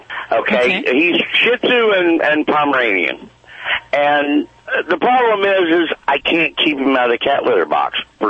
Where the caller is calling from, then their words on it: Wisconsin, United States; I'm calling from Wisconsin.